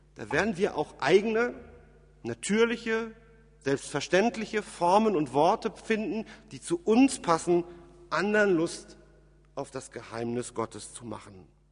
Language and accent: German; Germany; bei uns in Deutschland